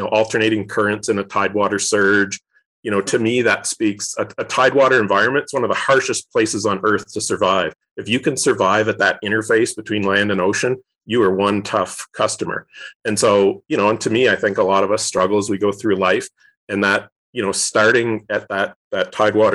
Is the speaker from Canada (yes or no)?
yes; Eastern Canada, Canada; moved away as an adult; also born or lived in Alberta; now in United States; I grew up in Eastern Canada, and then for grad school, I went out west to Alberta. And then in 2003, I moved to the US.